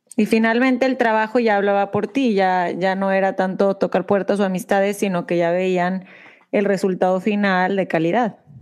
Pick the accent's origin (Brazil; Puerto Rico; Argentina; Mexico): Mexico; moved away as an adult; now in United States; nosotros somos de México